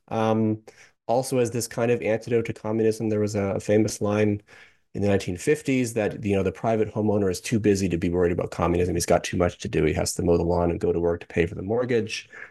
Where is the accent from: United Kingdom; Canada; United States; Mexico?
Canada; I'm actually from Canada, I'm not an American